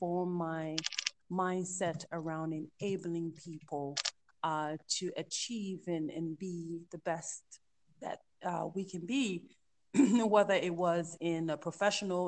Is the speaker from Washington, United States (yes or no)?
no; Georgia, United States; also born or lived in Liberia; I was born in Liberia, grew up in the U.S., in the South, in Georgia